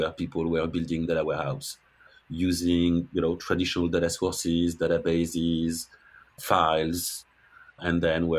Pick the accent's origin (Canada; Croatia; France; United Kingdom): France; accent: French accent; English is a second language; moved away as an adult; also born or lived in Denver, Colorado; now in Massachusetts, United States; I'm French